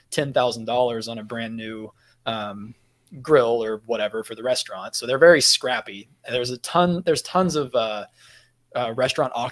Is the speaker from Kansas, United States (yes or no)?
yes; Kansas, United States; now in Florida, United States; because garage sales are big in the area that I come from. I'm from Kansas